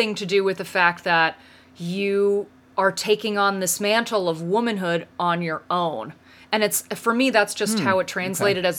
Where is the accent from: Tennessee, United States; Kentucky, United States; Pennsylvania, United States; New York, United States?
Pennsylvania, United States; Western; I grew up in Western Pennsylvania